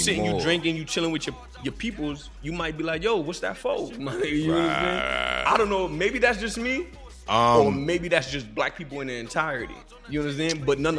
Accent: Haiti; accent: Haitian; I just thought it was a combination of my Haitian accent and me just being like speaking hood jargon and shit.

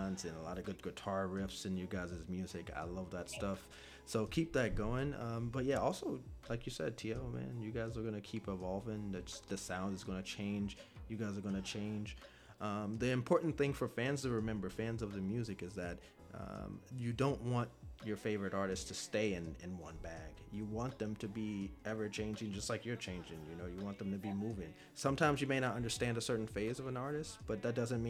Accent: Virginia, United States; I'm from Virginia

